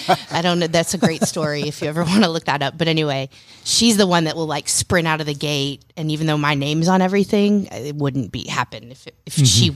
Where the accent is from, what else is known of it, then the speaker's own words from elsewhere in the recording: Roswell, Georgia, United States; I grew up in Roswell, a little north of Atlanta, mm-hmm. and it's a beautiful place to live.